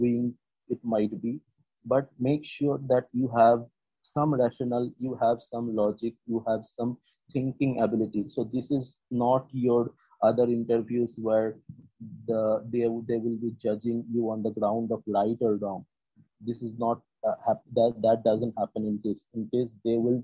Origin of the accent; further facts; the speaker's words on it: West Bengal, India; I'm from West Bengal